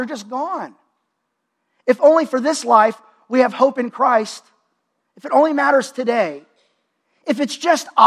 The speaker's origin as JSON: {"language": "English", "town": "Dallas", "region": "Texas", "country": "United States", "tie": "born or raised there", "said": "my hometown is Dallas, Texas."}